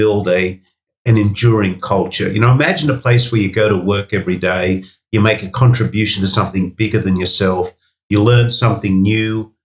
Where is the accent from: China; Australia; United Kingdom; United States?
Australia; Sydney, New South Wales; Five Dock was a suburb that I grew up in Sydney